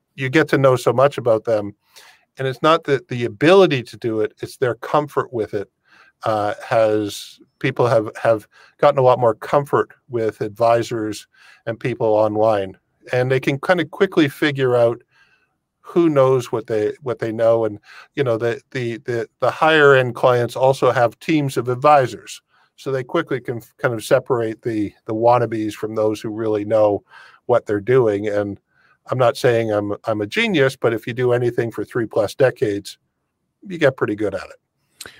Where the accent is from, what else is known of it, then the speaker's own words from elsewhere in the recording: Windsor, Ontario, Canada; now in Europe; born and raised in Windsor